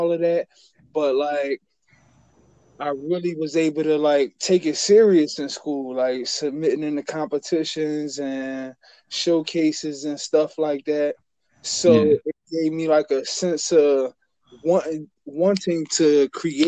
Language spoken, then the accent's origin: English; Philadelphia, Pennsylvania, United States; I'm from Philly, North Philly. North Philly to Frankfurt, Northeast, and man, all over actually